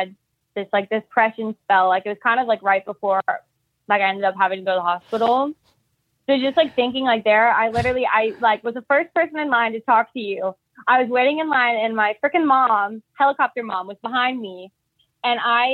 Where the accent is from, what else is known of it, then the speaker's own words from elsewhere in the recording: the South, United States; I'm from the South